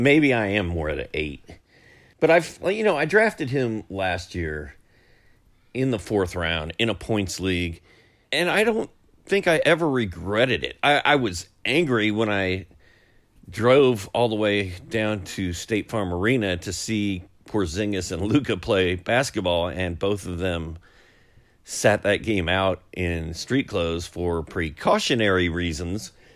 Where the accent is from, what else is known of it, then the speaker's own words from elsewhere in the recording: Indianapolis, Indiana, United States; I, I grew up in Indy, and uh, Cincinnati was our closest team